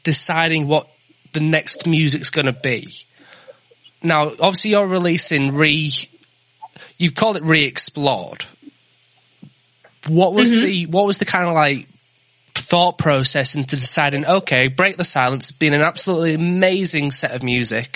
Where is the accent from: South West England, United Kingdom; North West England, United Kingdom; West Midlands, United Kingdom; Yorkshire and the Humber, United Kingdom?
Yorkshire and the Humber, United Kingdom; I'm from Yorkshire